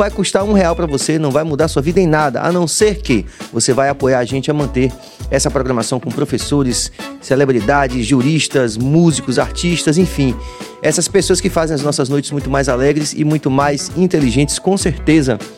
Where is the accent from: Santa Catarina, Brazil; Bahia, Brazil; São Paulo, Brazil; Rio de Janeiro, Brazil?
Bahia, Brazil; Salvador; sendo soteropolitano, sendo filho dessa cidade que é a maior cidade africana fora da África.